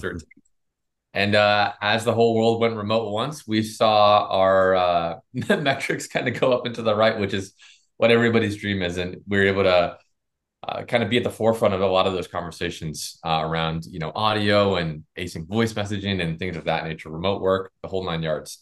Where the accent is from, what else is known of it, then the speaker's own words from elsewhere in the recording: Florida, United States; we're from Florida